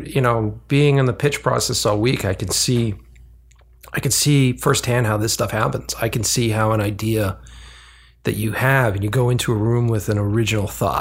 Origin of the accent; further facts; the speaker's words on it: East Coast, United States; moved away; I'm literally from the East Coast